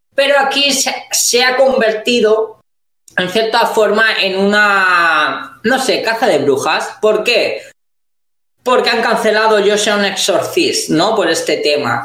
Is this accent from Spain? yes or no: yes; Spain; nosotros como españoles